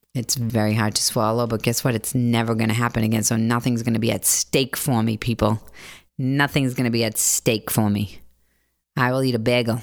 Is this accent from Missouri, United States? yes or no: no; Boston, Massachusetts, United States; moved away as an adult; also born or lived in Bronx, New York / Los Angeles; now in New York, United States; I grew up in Dorchester.